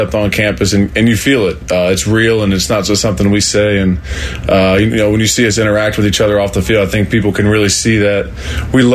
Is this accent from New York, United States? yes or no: no; Central Ohio, United States; I grew up 15 minutes down the road